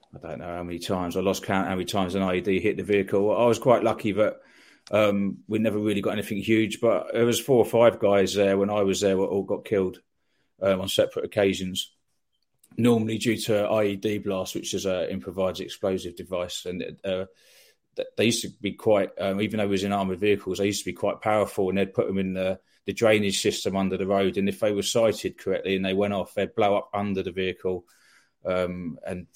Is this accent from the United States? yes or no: no; Eastbourne, South East England, United Kingdom; moved away as an adult; also born or lived in London; I was born in Eastbourne. Brought up in Eastbourne. I went to school in Eastbourne.